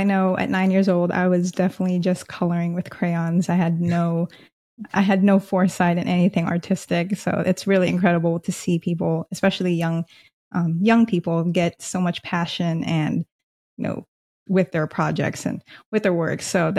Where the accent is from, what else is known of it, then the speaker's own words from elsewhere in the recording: Manila, Metro Manila, Philippines; now in United States; growing up in my childhood in the Philippines and growing up in Manila.